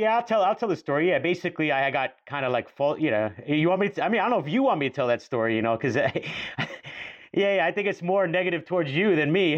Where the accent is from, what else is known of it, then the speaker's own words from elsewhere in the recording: New York, United States; we grew up in New York in the nineties, even on Staten Island